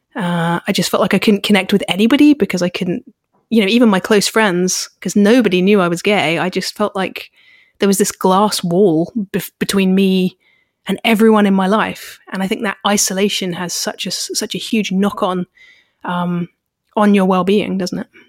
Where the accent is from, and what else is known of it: United Kingdom